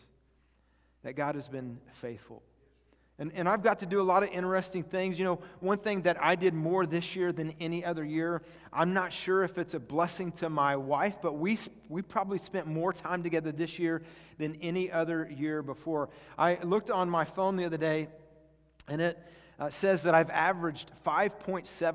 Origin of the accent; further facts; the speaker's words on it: Kansas, United States; I grew up mostly in Kansas